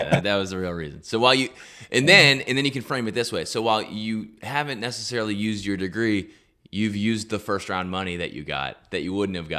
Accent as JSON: {"language": "English", "region": "Virginia", "country": "United States", "said": "I'm from Virginia, and … is like the hottest thing in Virginia."}